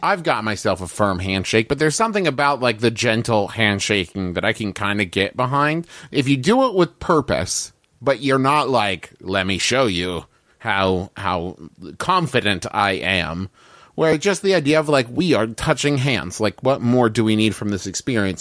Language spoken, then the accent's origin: English; United States; I was raised here in America